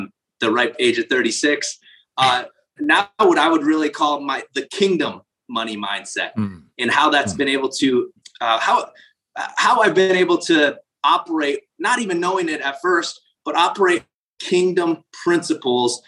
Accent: South Dakota, United States; I grew up in South Dakota

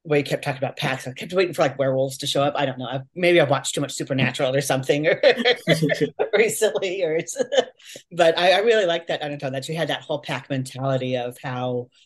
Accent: Oregon, United States; moved away as an adult; now in Kentucky, United States; I grew up in Oregon, but I've lived here in Kentucky for the last 5 years now

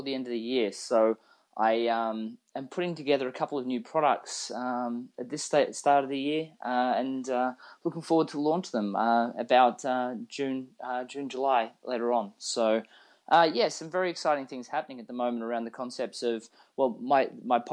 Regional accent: Australia; moved away as an adult; now in Austin, United States; I'm actually originally from Australia. I've only lived in Austin for the last few years.

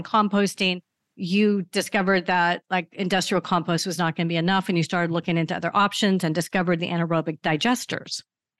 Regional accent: Seattle, Washington, United States; now in Tennessee, United States; we're both from Seattle. I love that, two Pacific Northwesterners in this landlocked state of Tennessee

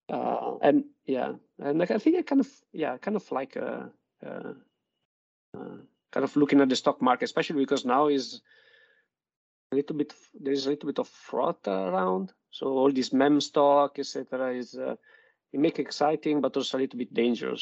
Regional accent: Modena, Emilia-Romagna, Italy; English is a second language; moved away; I'm from Italy, and I'm from Modena, which is um, where basically we say we like a fast car and good food

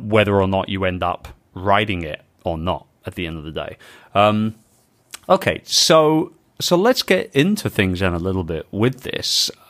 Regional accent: London, United Kingdom; my hometown of London

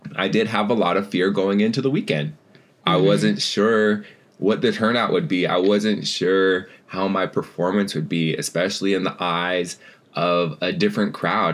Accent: Seattle, Washington, United States; moved away; I was born over in Seattle and spent, you know, the first part of my life over there. And then as an adult, made my way back as well

